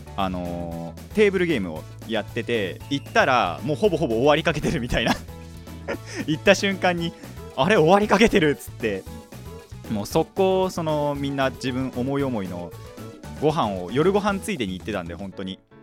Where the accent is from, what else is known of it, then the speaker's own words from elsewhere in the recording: Hadano, Kanagawa, Japan; 僕の地元の、まあ、秦野